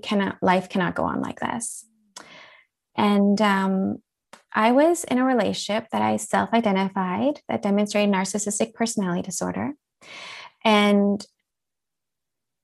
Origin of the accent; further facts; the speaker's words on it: Winnipeg, Manitoba, Canada; moved away as an adult; now in Switzerland; I'm a Canadian. I grew up in the gorgeous prairies of Canada in Winnipeg, Manitoba